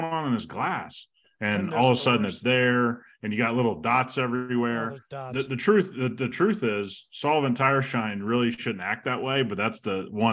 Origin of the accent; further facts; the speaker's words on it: Midwest, United States; we grew up in the Midwest